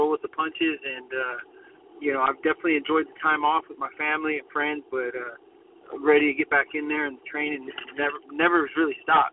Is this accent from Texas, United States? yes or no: yes; Corpus Christi, Texas, United States; my hometown of Corpus